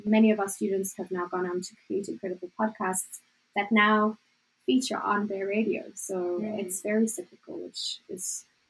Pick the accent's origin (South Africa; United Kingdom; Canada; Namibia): South Africa; accent: South African; My accent's ever changing, thanks to Jill. But I used to have more of a South African accent. Now it just sounds more and more American because I spent all my time there.